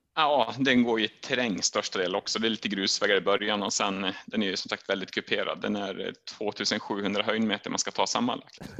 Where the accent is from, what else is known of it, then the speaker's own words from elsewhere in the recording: Sweden; hemma i Sverige